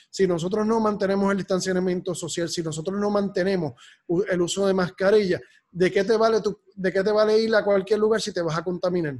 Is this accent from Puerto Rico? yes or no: yes; Puerto Rico; como somos los puertorriqueños